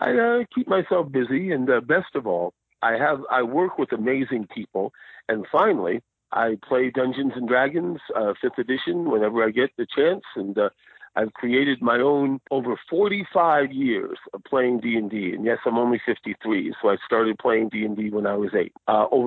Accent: New Jersey, United States; accent: New Jersey; now in Phoenix, United States; I grew up in New Jersey, and yes, I used to talk like this. I used to have a big, thick New Jersey accent.

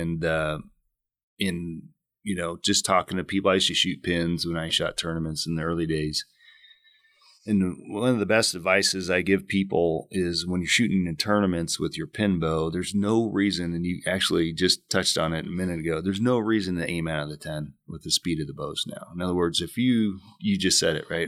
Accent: Illinois, United States; moved away as an adult; also born or lived in West Coast; now in Arizona, United States; I grew up in Illinois, deer hunted

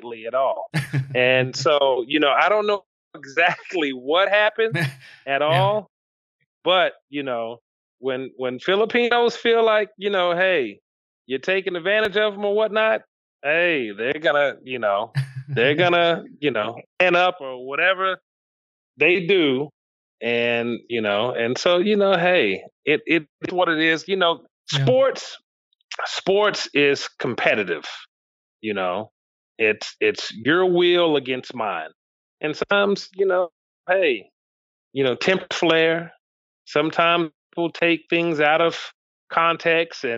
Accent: Memphis, Tennessee, United States; I grew up in Memphis

